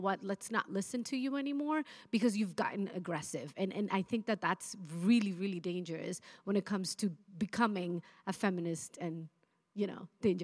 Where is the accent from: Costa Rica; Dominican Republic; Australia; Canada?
Dominican Republic; now in United States; I was born in Dominican Republic, lived in the States for 18 years.